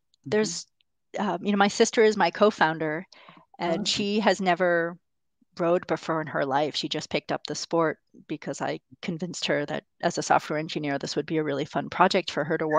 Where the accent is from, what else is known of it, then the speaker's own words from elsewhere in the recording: Boston, Massachusetts, United States; Boston in particular, which is my hometown.